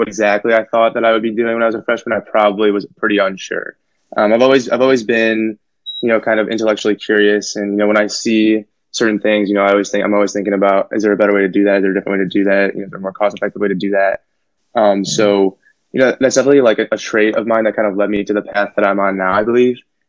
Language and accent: English; Naperville, Illinois, United States; from Naperville, so this is a suburb, probably, you know, 30, 45 minutes outside Chicago. I grew up there pretty much my whole life